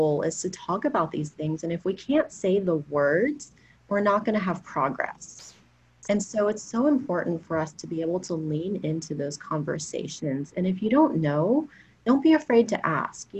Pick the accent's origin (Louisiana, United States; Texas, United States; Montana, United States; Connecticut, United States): Texas, United States; Houston; I'm from Houston.